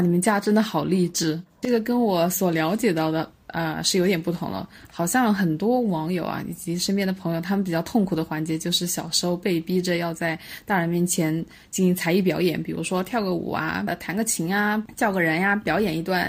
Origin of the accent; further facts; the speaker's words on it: Hubei, China; 湖北嘛，湖北过年就是打牌啊